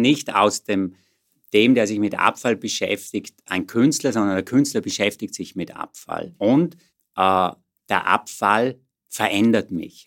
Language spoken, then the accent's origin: German; Vorarlberg, Austria; moved away as an adult; also born or lived in Vienna; ich bin geborener Vorarlberger, und dann hier in Wien studierend